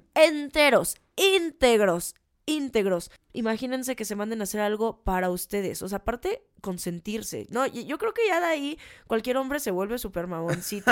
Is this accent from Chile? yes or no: no; Mexico; eso justamente somos los mexicanos